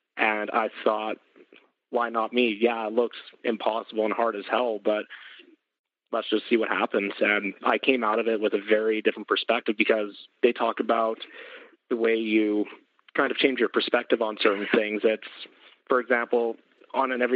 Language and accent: English; Edmonton, Alberta, Canada; I'm from Edmonton, Alberta here